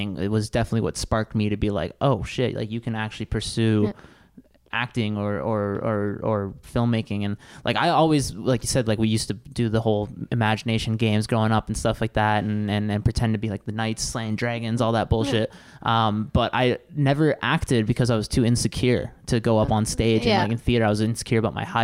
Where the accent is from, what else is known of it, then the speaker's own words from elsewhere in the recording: Kelowna, British Columbia, Canada; everybody growing up in Kelowna, the one kid had the pool